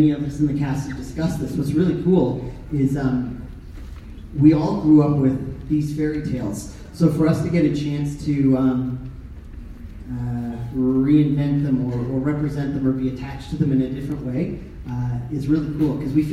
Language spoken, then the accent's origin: English; Canada; I grew up as a poor kid with a single mom, three younger brothers, you know, a weird suburban neighborhood in Canada